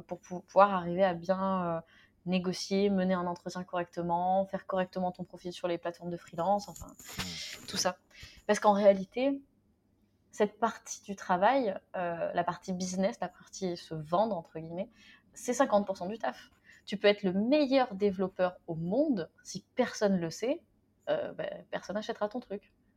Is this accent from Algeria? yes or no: no; France; moved away; je suis née en France